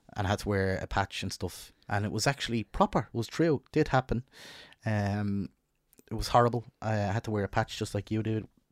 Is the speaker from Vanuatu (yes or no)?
no; Dublin, Leinster, Ireland; where I grew up in North Dublin